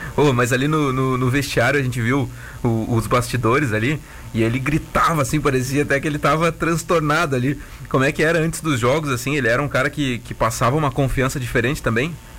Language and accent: Portuguese; Vacaria, Rio Grande do Sul, Brazil; now in Tubarão, Brazil; eu sou natural de Vacaria